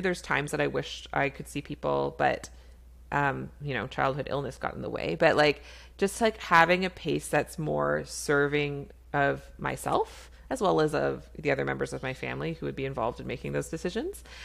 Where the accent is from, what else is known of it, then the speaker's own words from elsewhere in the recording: Canada; I'm a Canadian family physician